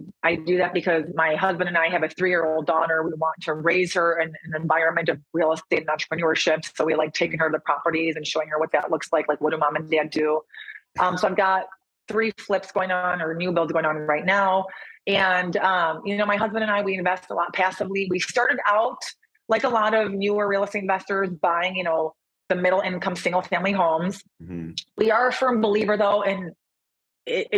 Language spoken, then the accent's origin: English; Michigan, United States; moved away as an adult; also born or lived in Chicago / San Diego; now in Austin, United States; I'm actually from Michigan